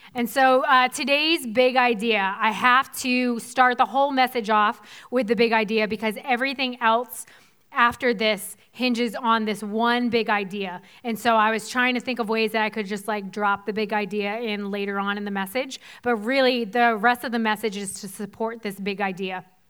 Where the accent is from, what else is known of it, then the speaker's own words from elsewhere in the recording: Weymouth, Massachusetts, United States; So I grew up in Boston. If you're familiar with the Boston area at all, I'm from the South Shore, from twelve miles outside the city, um, from a town called Weymouth